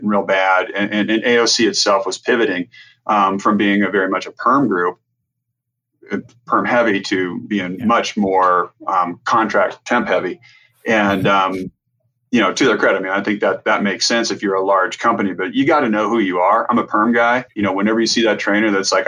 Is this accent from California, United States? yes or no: no; Nebraska, United States; moved away; growing up in Nebraska